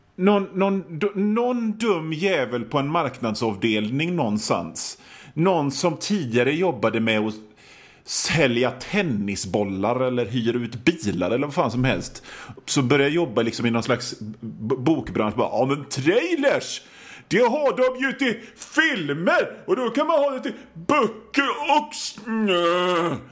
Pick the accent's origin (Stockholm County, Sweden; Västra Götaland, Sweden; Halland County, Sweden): Västra Götaland, Sweden; an island outside Gothenburg; jag är från, från en ö utanför Göteborg